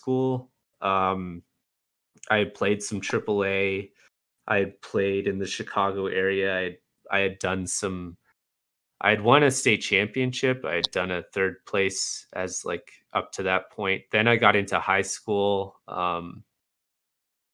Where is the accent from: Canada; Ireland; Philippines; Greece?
Canada; I'm Canadian